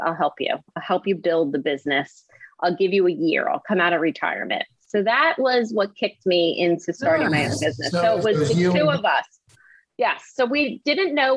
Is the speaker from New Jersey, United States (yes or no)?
yes; suburb of Philadelphia in New Jersey, United States; also born or lived in New York; I grew up just outside of Philadelphia in a suburb in New Jersey